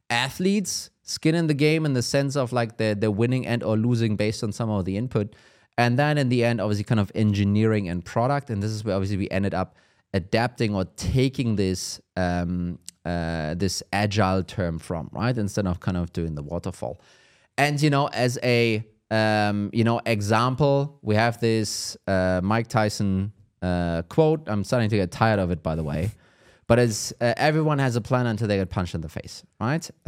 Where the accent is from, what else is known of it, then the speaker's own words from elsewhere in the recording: Germany; English is a second language; I'm from Germany.